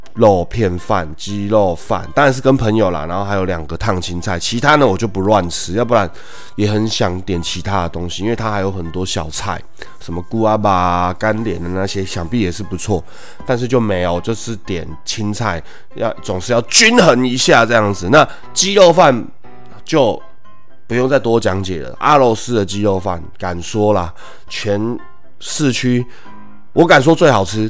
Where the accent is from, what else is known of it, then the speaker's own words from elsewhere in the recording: Taoyuan, Taiwan; 我是桃园人